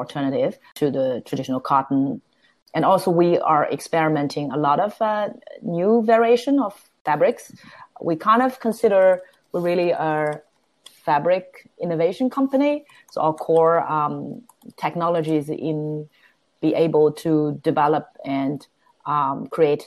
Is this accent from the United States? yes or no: no; Shanghai, China; English is a second language; moved away as an adult; now in Melbourne, Australia; I was fortunate enough to born and raised in Shanghai